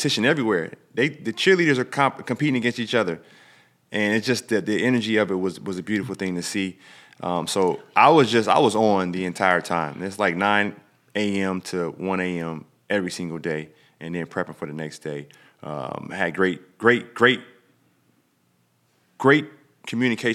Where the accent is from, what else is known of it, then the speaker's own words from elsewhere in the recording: Illinois, United States; we come from Illinois.